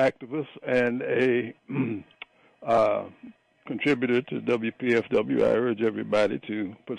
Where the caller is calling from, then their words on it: Prince George's County, Maryland, United States; calling from St. George's County.